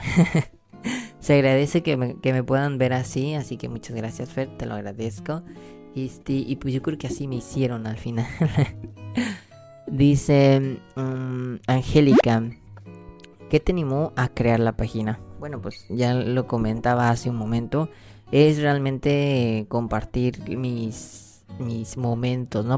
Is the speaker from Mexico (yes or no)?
yes; Mexico; soy mexicano